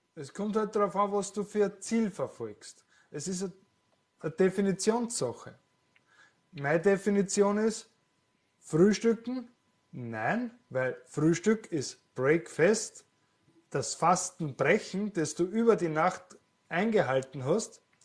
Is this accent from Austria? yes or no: yes; Austria; was ich wahrnehme als Österreicher